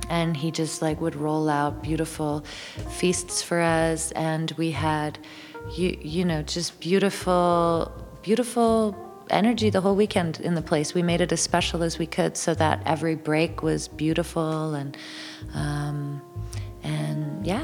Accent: Toronto, Ontario, Canada; moved away as an adult; now in near London, Ontario, Canada; I was born in Toronto and raised yeah. in Toronto

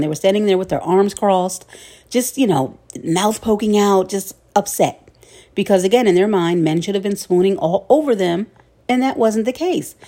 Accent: Philadelphia, Pennsylvania, United States; my hometown of Philly

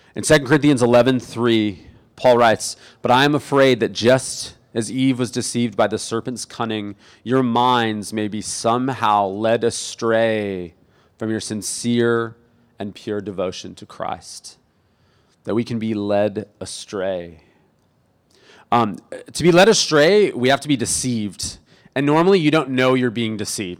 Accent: Imperial Beach, California, United States; I grew up in Imperial Beach

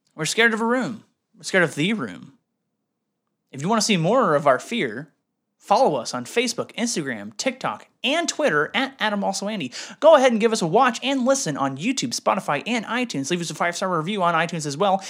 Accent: Canada; now in United States; I'm Canadian.

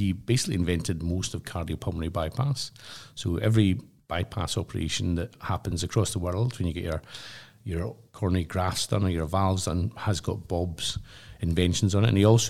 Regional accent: Glasgow, Scotland, United Kingdom; what I'd say as a Glaswegian, it was such a socialist event.

